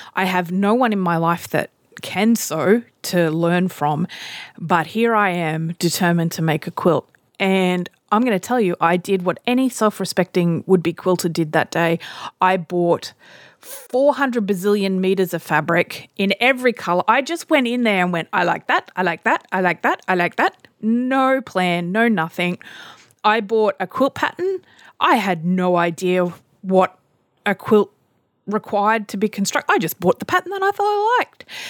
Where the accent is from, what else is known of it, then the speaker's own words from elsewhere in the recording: Australia; I'm Australian